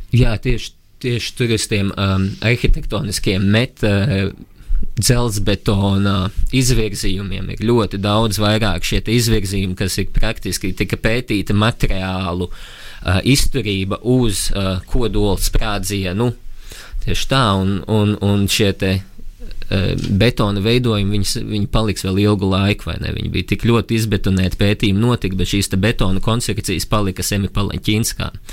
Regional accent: Latvia; augot uh, Latvijā, brīvā zemē

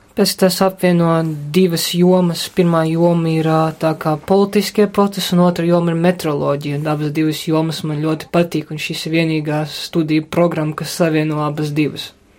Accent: Riga, Latvia; Esmu rīdzinieks

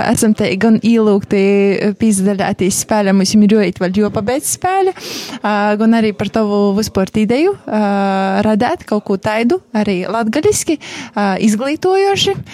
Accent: Upīte, Latvia; es esmu no {S2} Upītes.

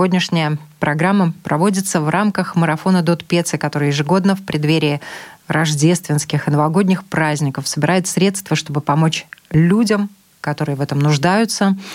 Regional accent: Zhytomyr, Zhytomyr Oblast, Ukraine; moved away as an adult; now in Riga, Latvia; Мы из Украины, из города Житомир.

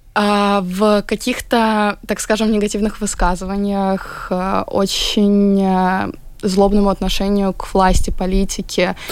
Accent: Latvia; я как бы родилась здесь, всю жизнь поглощаю эту культуру

